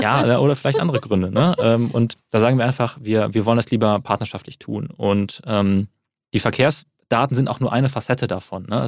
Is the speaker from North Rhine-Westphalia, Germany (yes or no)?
yes; Wuppertal, North Rhine-Westphalia, Germany; Ich komme aus Wuppertal